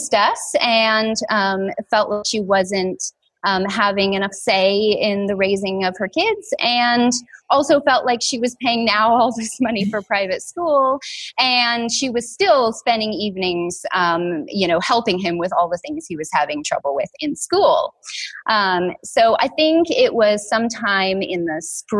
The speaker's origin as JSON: {"language": "English", "region": "Washington", "country": "United States", "tie": "born or raised there", "said": "I grew up here in Washington"}